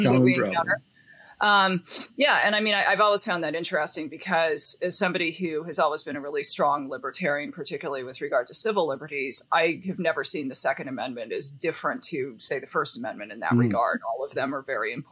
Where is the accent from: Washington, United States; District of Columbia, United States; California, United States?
Washington, United States; Seattle; I grew up like in Western Washington State, like in Seattle